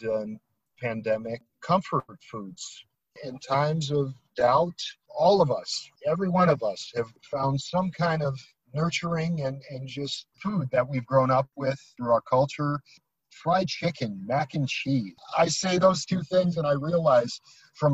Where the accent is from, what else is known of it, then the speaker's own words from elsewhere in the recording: United States; as a Westerner, as an American